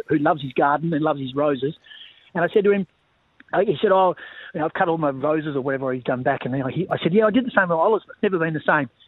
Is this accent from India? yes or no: no; Bunbury, Western Australia, Australia; also born or lived in Melbourne; I was born in Bunbury in the south, so a couple of hours south of of, Perth